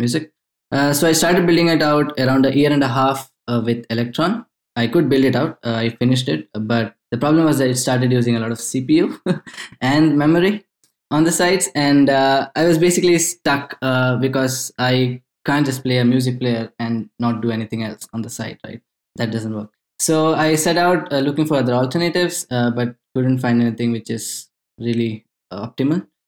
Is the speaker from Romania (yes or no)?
no; India; now in Stockholm, Sweden; I am currently based out of Stockholm, Sweden. I'm originally from India.